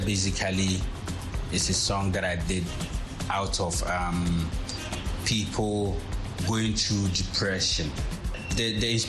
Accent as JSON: {"language": "English", "town": "Tamale", "region": "Northern Region", "country": "Ghana", "tie": "born or raised there", "said": "I was born and bred in Tamale."}